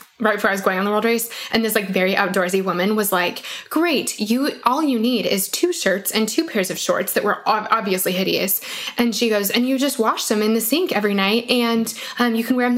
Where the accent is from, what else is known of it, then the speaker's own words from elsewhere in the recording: Colorado, United States; I'm from Colorado. I'm the worst Coloradan ever.